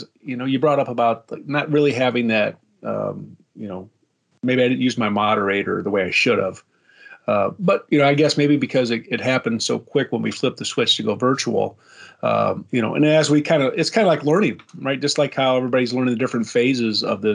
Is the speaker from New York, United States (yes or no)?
no; South Bend, Indiana, United States; I grew up in South Bend